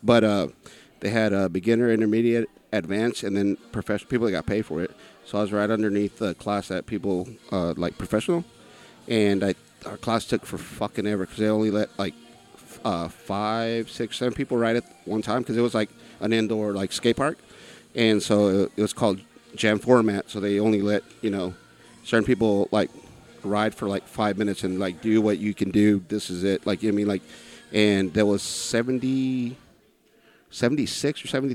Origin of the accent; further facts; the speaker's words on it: San Angelo, Texas, United States; I'm from here.